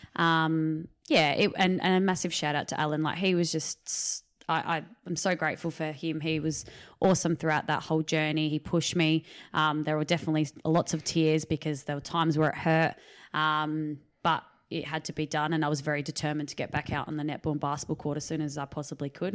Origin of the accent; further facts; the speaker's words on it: Riverland, South Australia, Australia; back in my hometown 'cause I moved back to the Riverland in two thousand eighteen